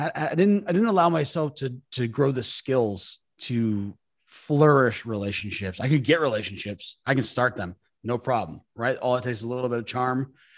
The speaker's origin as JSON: {"language": "English", "region": "New York", "country": "United States", "said": "I'm a New Yorker."}